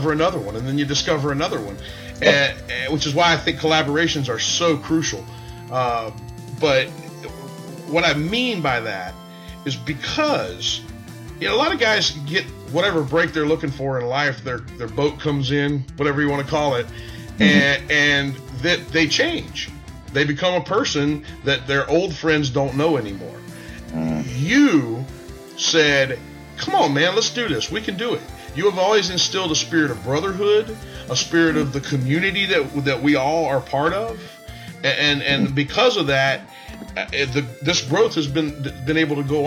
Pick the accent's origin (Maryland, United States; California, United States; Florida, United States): Florida, United States; I grew up in Florida